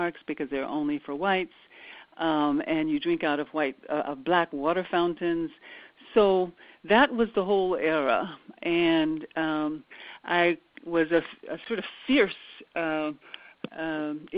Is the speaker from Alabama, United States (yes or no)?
yes; Birmingham, Alabama, United States; I was born in Birmingham, Alabama, during the time of apartheid-like segregation